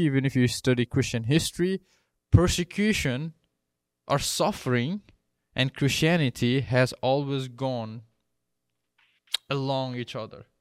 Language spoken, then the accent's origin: English; Nepal; moved away as an adult; now in United States; I grew up in Nepal and then I came here thirteen years ago